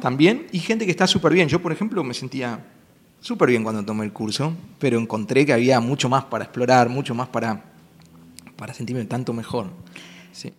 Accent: Buenos Aires, Argentina; Y yo soy un chico de ciudad, nací en Buenos Aires, que es súper alocada

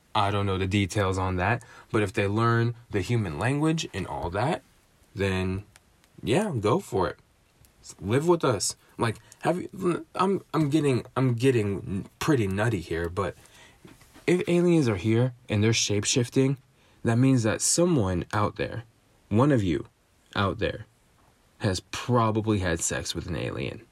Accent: United States; my, my home and native land, I was born in America, I live in America, I've spent ninety-nine percent of my life in America.

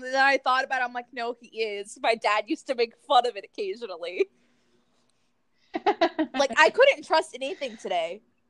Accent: South Florida, United States; Hi, I'm from South Florida. I have accents occasionally.

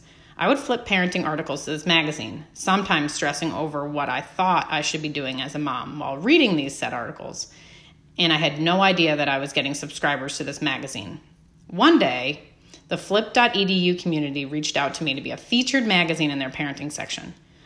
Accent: New Jersey, United States; I'm originally born and raised in New Jersey, but I've lived in the Midwest for almost as much time as I have spent in Jersey. Before you ask, I have never had what people refer to as a Jersey accent.

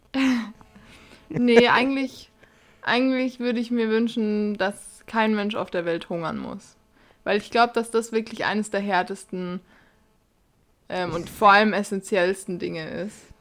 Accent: Bavaria, Germany; bei uns in Bayern

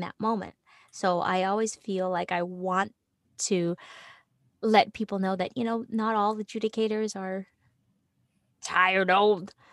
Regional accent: Toronto, Ontario, Canada; moved away; also born or lived in New York; I was originally from Toronto

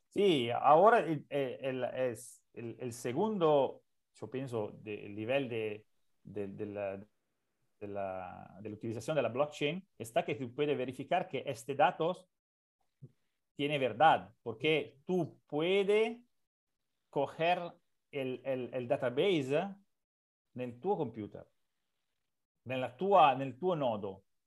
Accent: Italy; Spanish is a second language; yo soy un arquitecto italiano

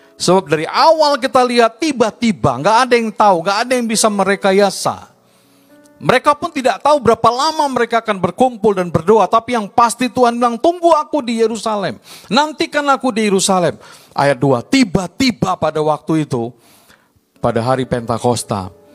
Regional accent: Medan, North Sumatra, Indonesia; also born or lived in Baguio, Philippines; Saya India, Indonesia, dibesarkan di lingkungan Chinese. Mulai dari saya kecil lahir di kampung Madras

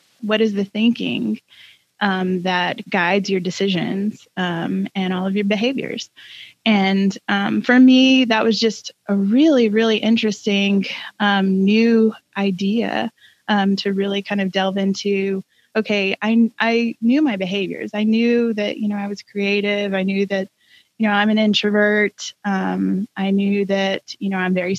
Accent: Georgia, United States; moved away as an adult; also born or lived in North Carolina; now in Tennessee, United States; I grew up in Georgia and lived in North Carolina for about 16 years and have called Tennessee home for two.

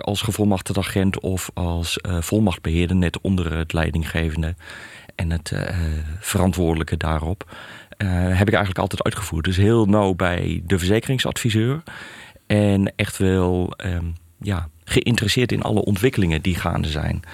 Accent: Hellendoorn, Overijssel, Netherlands; kom midden uit Overijssel, uit Hellendoorn. Eh, daar eigenlijk geboren en getogen.

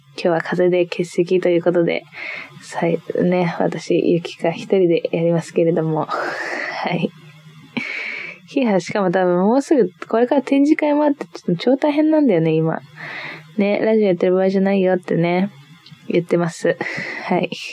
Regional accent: Niigata, Japan; moved away; 新潟出身でして、新潟にずっといたんだけど

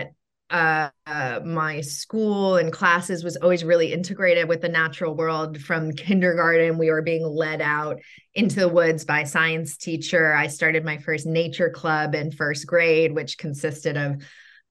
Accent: Mill Valley, California, United States; moved away as an adult; also born or lived in New York City; now in Los Angeles, United States; I grew up in Marin in Mill Valley

